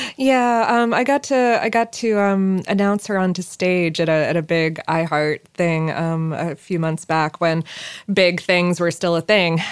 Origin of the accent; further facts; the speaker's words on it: South Florida, United States; growing up in South Florida